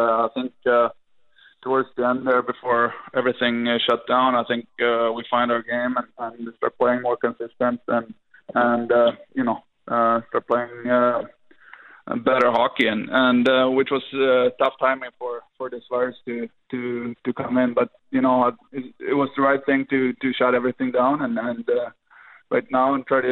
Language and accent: English; Sweden; born or raised there; moved away as an adult